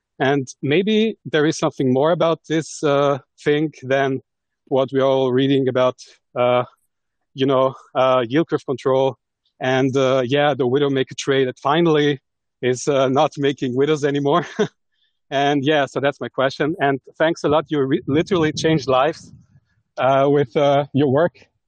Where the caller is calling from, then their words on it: Austria; Yes, I'm calling from Austria, actually.